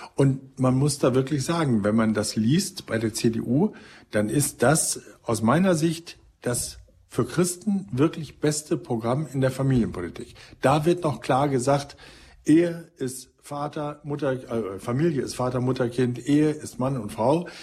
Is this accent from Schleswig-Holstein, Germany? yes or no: no; North Rhine-Westphalia, Germany; ich komme ja aus Ostwestfalen, bin also quasi Ihr Nachbar und Parteifreund